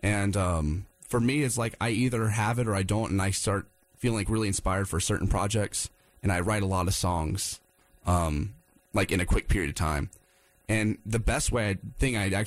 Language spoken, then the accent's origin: English; Wilmington, United States; moved away; I'm from Wilmington, and I go down there quite a bit to visit family and friends